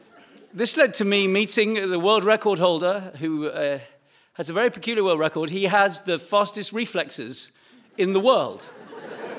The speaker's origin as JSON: {"language": "English", "area": "East Anglia", "region": "East of England", "country": "United Kingdom", "said": "I'm from East Anglia"}